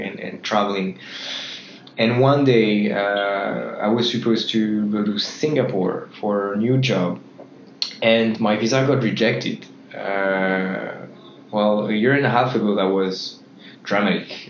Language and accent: English; Nantes, Pays de la Loire, France; moved away as an adult; also born or lived in Shanghai; now in Manila, Philippines; I'm coming from Nantes in Brittany